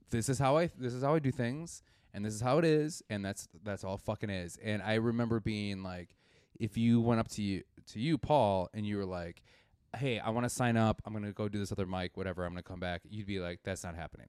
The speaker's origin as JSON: {"language": "English", "town": "Milwaukee", "region": "Wisconsin", "country": "United States", "moved": "as an adult", "lives_now": "Chicago, United States", "said": "I'm from Milwaukee, Wisconsin"}